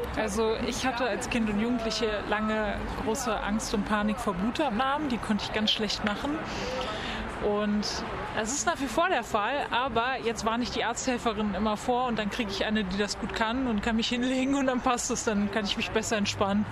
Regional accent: Munich, Bavaria, Germany; now in Cologne, Germany; in meiner Heimatstadt München

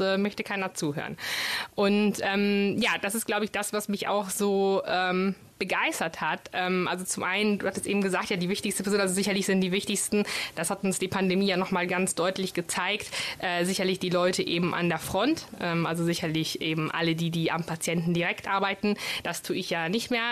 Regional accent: Bologna, Emilia-Romagna, Italy; first language Italian; German is a second language; moved away as an adult; now in Düsseldorf, Germany; Ich komme aus Bologna ursprünglich.

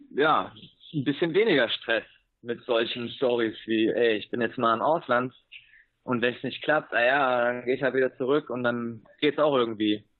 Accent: Germany; moved away as an adult; now in Granada, Nicaragua; als Deutscher

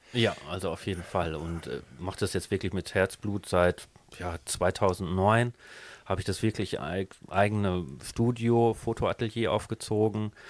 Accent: Leiden, South Holland, Netherlands; now in Germany; ich bin in Holland geboren, 69, in, in Leiden

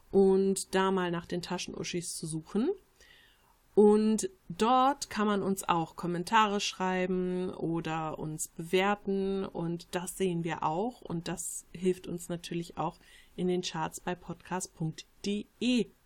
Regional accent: Switzerland; Ich fühle mich als Schweizer, aber jetzt nicht als Patriot. Ich bin aber zur Hälfte aus Slowenien und das merke ich sehr.

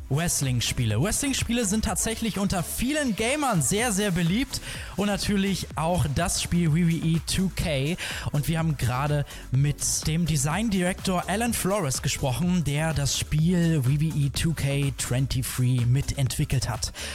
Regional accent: Germany; bei uns in Deutschland

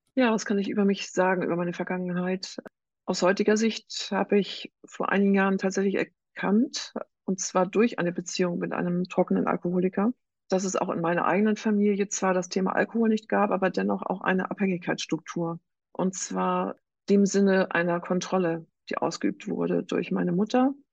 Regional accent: Northern Germany, Germany; Ich selber habe drei erwachsene Kinder und komme aus Norddeutschland.

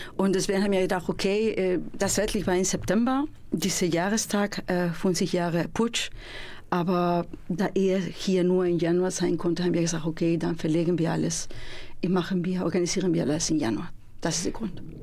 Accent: Spain; German is a second language; now in Münster, Germany; bin ich Spanierin

